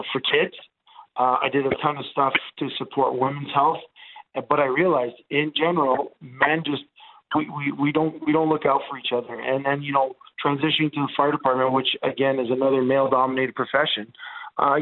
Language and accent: English; Montreal, Quebec, Canada; first language Italian; English is a second language; So I grew up in an Italian neighborhood in Montreal